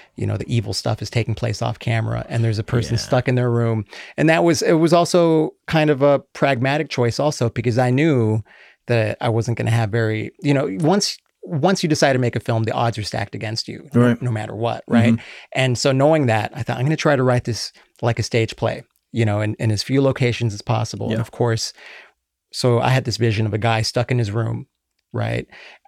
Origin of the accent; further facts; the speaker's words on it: Las Vegas, Nevada, United States; also born or lived in Los Angeles, California, United States; And I'm originally from LA. I grew up in Vegas, mm-hmm. but spent most of my time in Vegas. But I did go back and live in LA during my TV career.